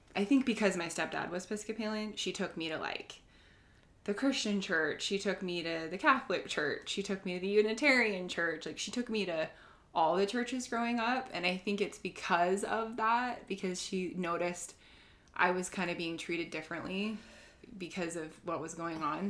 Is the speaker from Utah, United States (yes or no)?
yes; Sandy, Utah, United States; also born or lived in Cottonwood Heights, Utah; now in Draper, United States; I've grown up in Utah my whole life